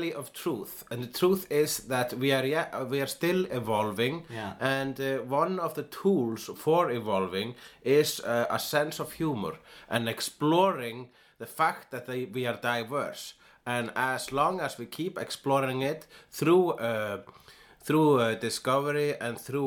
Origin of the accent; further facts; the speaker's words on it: Iceland; I am an Icelandic person